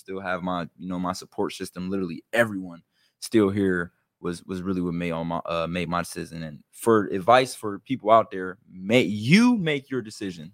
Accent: Youngstown, Ohio, United States; I'm from Young Center

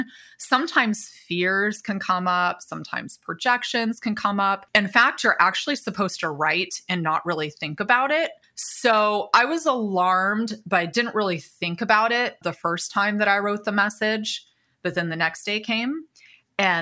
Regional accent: Indiana, United States; moved away as an adult; also born or lived in California; I was born and raised in Indiana, small town

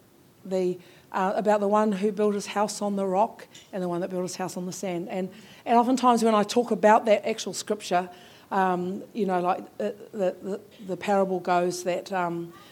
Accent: Taranaki, New Zealand; moved away; I'm from Taranaki and I've recently returned, so that's where I belong now.

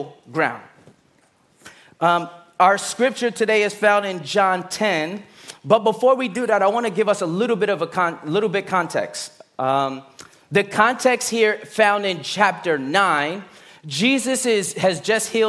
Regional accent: New York City, New York, United States; I'm from Brooklyn

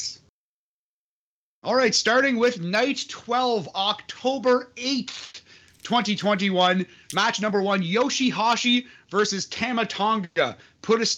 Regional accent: Sudbury, Ontario, Canada; I am from Sudbury, Ontario. I used to live 5 minutes away from the police station

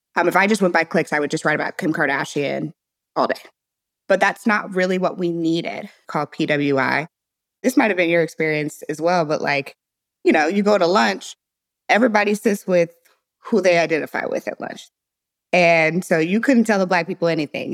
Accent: St. Louis, Missouri, United States; moved away as an adult; also born or lived in Silicon Valley; I was born and raised in Saint Louis, Missouri

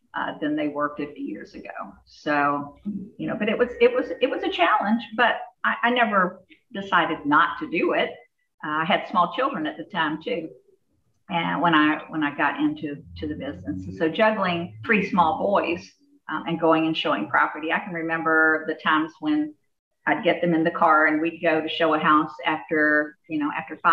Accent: Jacksonville, Florida, United States; I'm from Jacksonville, Florida.

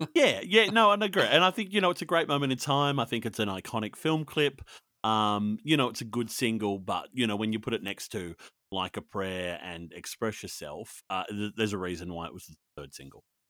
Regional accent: Australia; also born or lived in Sydney; I'm Australian and I live in Sydney

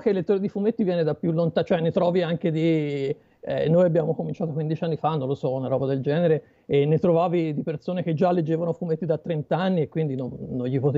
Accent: Pistoia, Tuscany, Italy; Eh, Pistoia.

